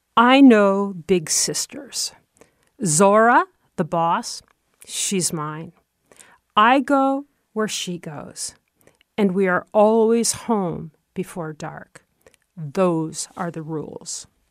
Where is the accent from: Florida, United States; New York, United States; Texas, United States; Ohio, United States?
New York, United States; Troy; moved away; growing up in Troy, New York